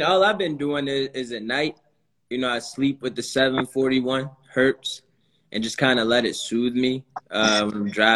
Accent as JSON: {"language": "English", "region": "Florida", "country": "United States", "tie": "born or raised there", "moved": "yes", "said": "I grew up in Florida"}